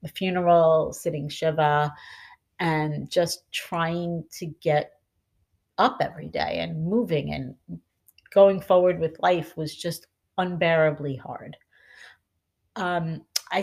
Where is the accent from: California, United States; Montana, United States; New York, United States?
New York, United States; Long Island; moved away as an adult; also born or lived in Manhattan; now in New Jersey, United States; I'm originally from Long Island, and as any Long Islander knows, moving to New Jersey was like moving to a foreign country